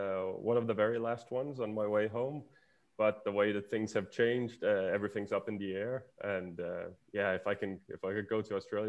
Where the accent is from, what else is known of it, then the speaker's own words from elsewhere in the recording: Denmark; moved away as an adult; I come from Denmark.